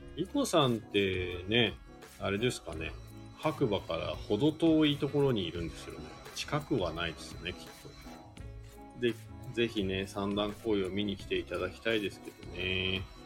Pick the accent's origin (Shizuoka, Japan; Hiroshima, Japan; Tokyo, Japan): Shizuoka, Japan; now in Hakuba, Japan; 僕静岡県出身で